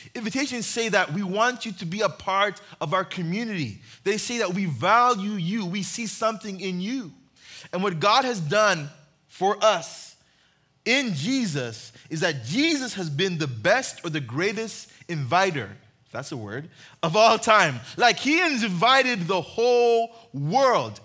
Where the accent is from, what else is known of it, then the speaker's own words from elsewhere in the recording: Uganda; moved away; I grew up in Uganda